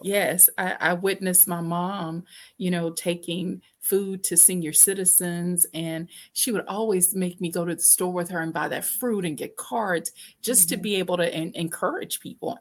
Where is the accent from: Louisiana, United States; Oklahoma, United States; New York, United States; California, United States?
Louisiana, United States; Shreveport; I grew up in Shreveport, Louisiana